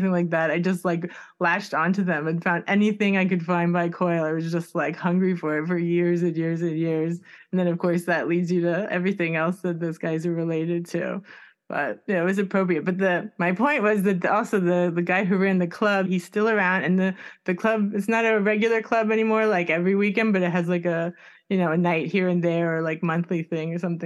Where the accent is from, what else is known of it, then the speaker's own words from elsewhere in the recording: Miami, Florida, United States; I'm from Miami